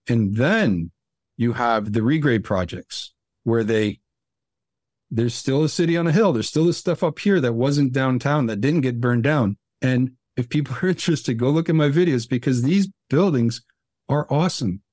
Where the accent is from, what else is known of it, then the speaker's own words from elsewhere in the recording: Newark, New Jersey, United States; moved away; I grew up around outside of Newark. I lived in Newark for some, some years